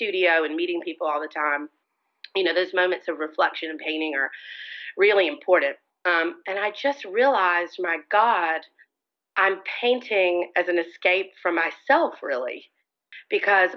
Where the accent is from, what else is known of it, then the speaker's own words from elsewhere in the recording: Montgomery, Alabama, United States; now in New Orleans, United States; I grew up in Montgomery, Alabama